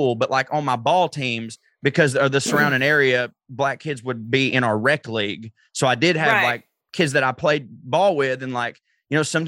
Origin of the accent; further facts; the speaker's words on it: the South, United States; when I was a kid growing up in the South